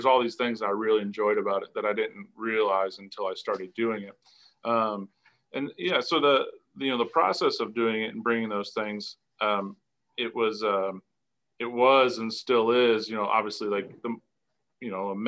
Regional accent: Indiana, United States; And I grew up in restaurants buying their cheese. And, you know, they were kind of one of these first true artisans that I can remember, at least in Indiana.

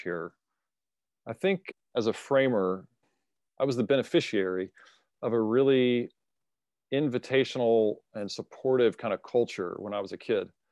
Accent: United States; as an American

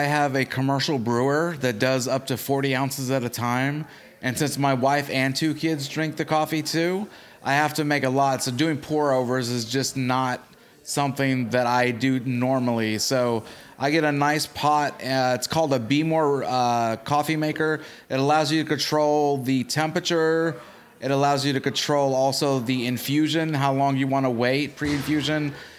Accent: Chicago, Illinois, United States; now in Arkansas, United States; Okay, so I'm originally from Chicago, but I moved to Arkansas because we lived in Chicago proper, and there was a lot of gangs inside there, so we kept getting robbed.

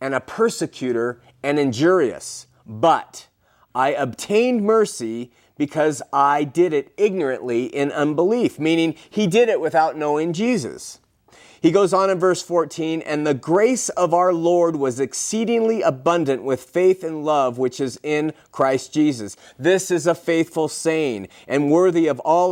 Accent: California, United States; moved away; my hometown in California

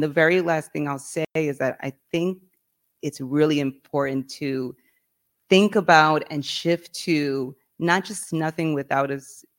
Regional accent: New York, United States; I grew up in New York, from New York

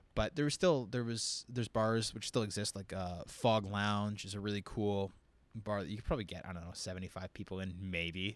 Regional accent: Windsor, Ontario, Canada; I'm from Windsor, Ontario

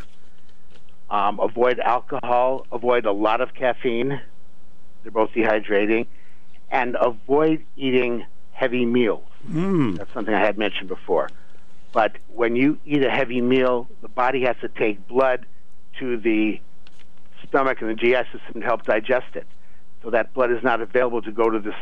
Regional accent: Tucson, Arizona, United States; moved away; I grew up in Tucson, Arizona, also in the heat

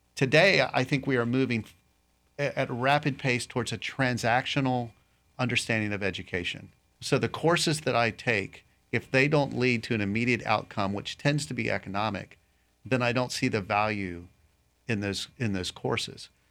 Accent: Raleigh, North Carolina, United States; moved away as an adult; also born or lived in Tennessee / Winter Haven, Florida; now in Lakeland, United States; I grew up actually in North Carolina, Raleigh

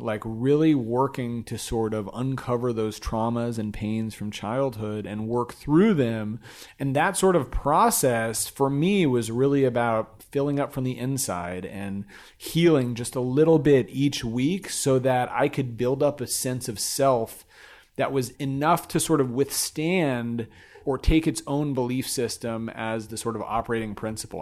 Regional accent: Glendale, California, United States; we grew up in Glendale, California, a suburb of Los Angeles

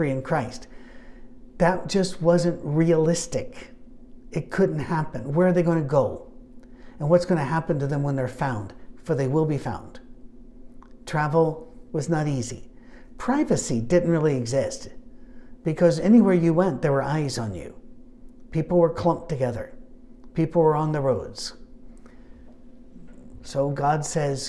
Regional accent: Scotland, United Kingdom; I'm Scottish

